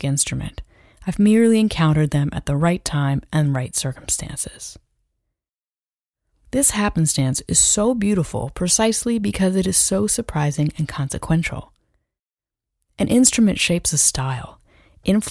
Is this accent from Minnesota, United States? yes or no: no; Fredericksburg, Virginia, United States; growing up in Fredericksburg, Virginia in the late 90s.